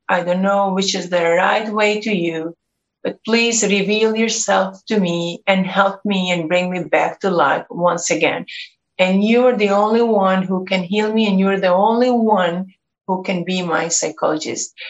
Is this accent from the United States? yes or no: no; Kosovo; I come from Kosovo. I was born and raised in this country